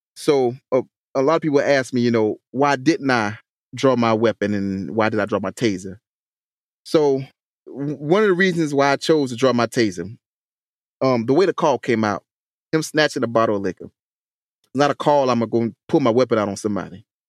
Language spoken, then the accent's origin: English; Hampton, South Carolina, United States; the city of Hampton, my hometown